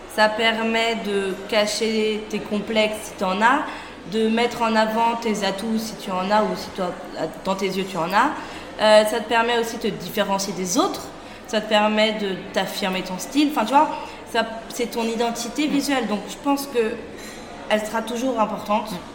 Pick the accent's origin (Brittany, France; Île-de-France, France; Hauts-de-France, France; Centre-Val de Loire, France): Île-de-France, France; Versailles; also born or lived in Château-Gontier; now in Paris, France; J'ai grandi à Versailles, plutôt sympa, très cliché